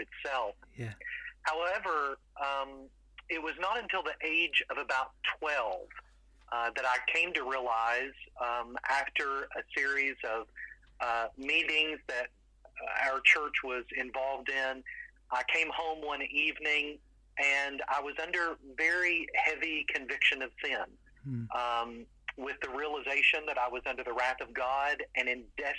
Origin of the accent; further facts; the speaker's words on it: London, Kentucky, United States; also born or lived in Louisville, Kentucky; So I grew up in London, Kentucky, and was born and raised in the country on a farm.